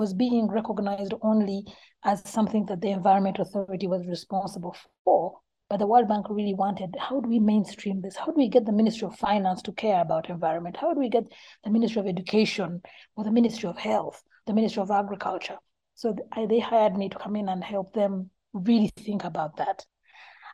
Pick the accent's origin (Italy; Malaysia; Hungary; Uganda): Uganda; I was born in Uganda